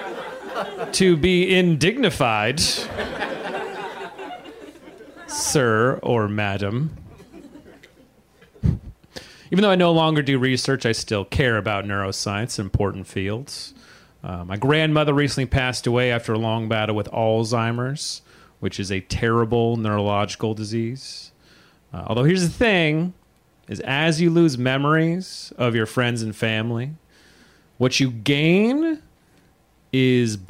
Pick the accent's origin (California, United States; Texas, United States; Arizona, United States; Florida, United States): California, United States; moved away as an adult; also born or lived in New York City; I'm from California originally, but about 5 years ago, I moved to New York City